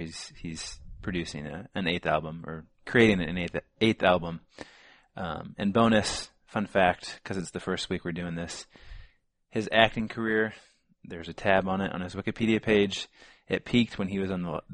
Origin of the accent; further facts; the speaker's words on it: Champaign, Illinois, United States; We are twin brothers from Champaign, Illinois